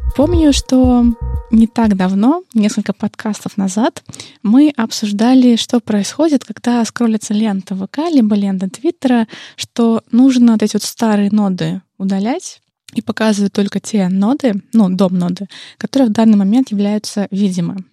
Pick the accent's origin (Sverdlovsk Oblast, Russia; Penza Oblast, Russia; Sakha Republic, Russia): Penza Oblast, Russia; Penza; Пенза — это, кстати, мой родной город